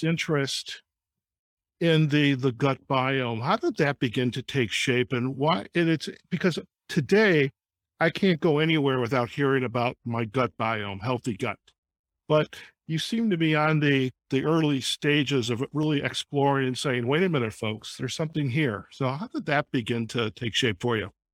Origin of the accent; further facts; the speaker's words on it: Detroit, Michigan, United States; I grew up in Detroit